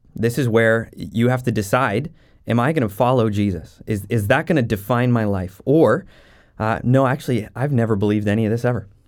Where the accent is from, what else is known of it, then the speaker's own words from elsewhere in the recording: Jasper, Alberta, Canada; also born or lived in Saskatchewan; now in Maple Ridge, Canada; growing up in Jasper, Alberta, right in the Rocky Mountains.